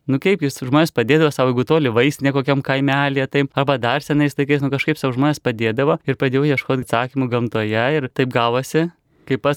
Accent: Neveronys, Kaunas County, Lithuania; aš esu iš Neveronių kaimo, čia Kauno rajono prie Kauno Marių

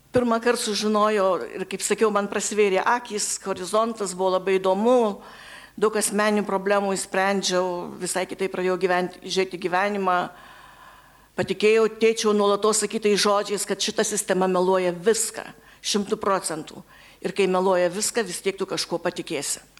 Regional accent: Kybartai, Marijampolė County, Lithuania; Gimiau Kibartuose

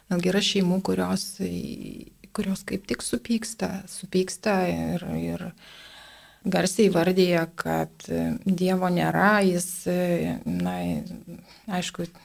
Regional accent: Lithuania; mes lietuviai iš tikrųjų esame geros, geros širdies žmonės

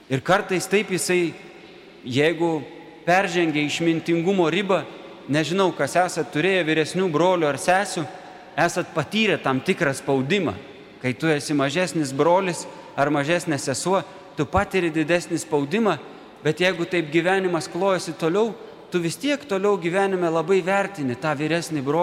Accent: Lithuania; mes esam krikščionys. Tai didelė malonė. Kitas atsakymas bus, kad mes esam lietuviai. Tie, kurie myli Lietuvą, tie, kuriems buvo dovanota čia gimti ar čia gyventi.

